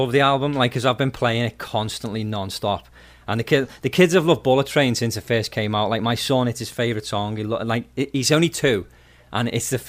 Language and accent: English; the Wirral, North West England, United Kingdom; moved away; I'm actually from the Wirral